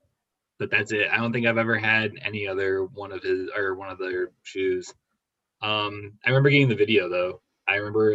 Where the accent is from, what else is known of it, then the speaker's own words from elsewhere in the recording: Detroit, Michigan, United States; moved away as an adult; now in Toledo, United States; From Detroit, but I'm in Toledo